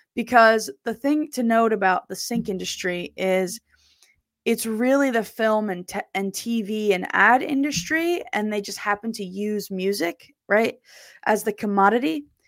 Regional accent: New Jersey, United States; I'm from South Jersey

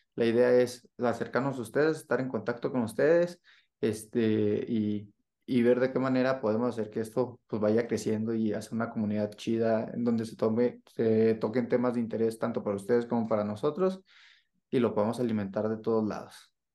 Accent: northern Mexico, Mexico; now in Mexico City, Mexico; nosotros como norteños pues, somos muy directos

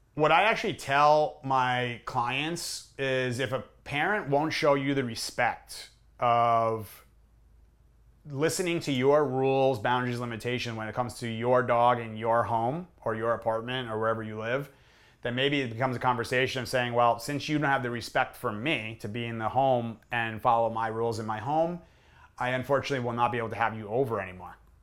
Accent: New York area, United States; I grew up in New York area

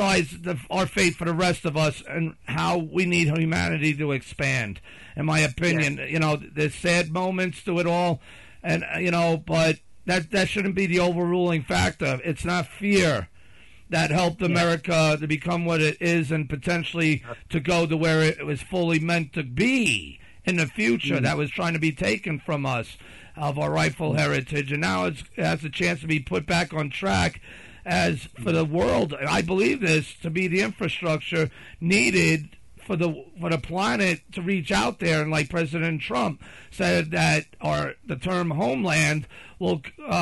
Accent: United States; I'm an American

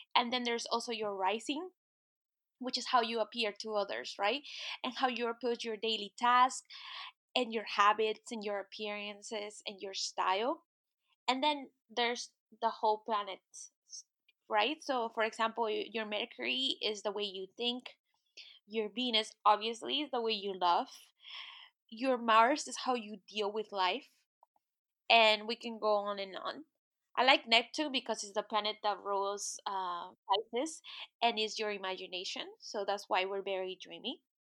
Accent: Peru; moved away; I am originally from Peru and I'm Native American

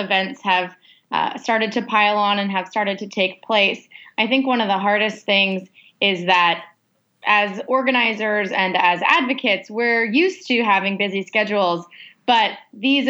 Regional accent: Orlando, Florida, United States; This is my hometown. This is where I grew up

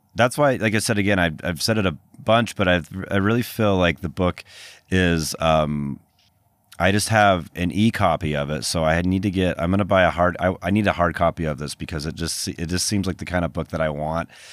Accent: Salt Lake City, Utah, United States; moved away as an adult; also born or lived in Boston; growing up in Utah

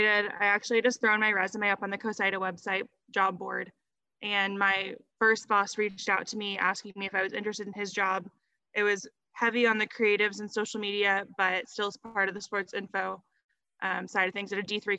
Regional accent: Texas, United States; moved away as an adult; also born or lived in Colorado; I was born in Colorado and moved shortly after I was born to Texas

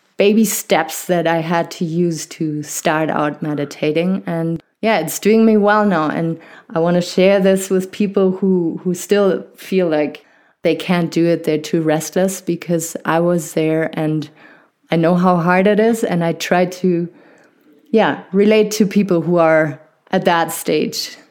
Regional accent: Germany; accent: not harsh German; I was, uh, born and raised in Germany, and, uh, my family is French

